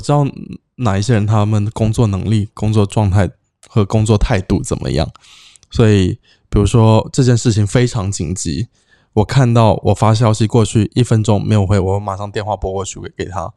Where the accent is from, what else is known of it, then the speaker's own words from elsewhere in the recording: Cambodia; 我在这里长大